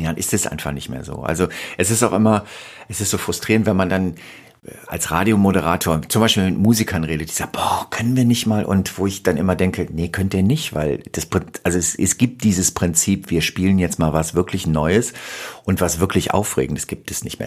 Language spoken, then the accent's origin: German; Rhineland, Germany; moved away; also born or lived in Berlin; Ich bin im Rheinland groß geworden.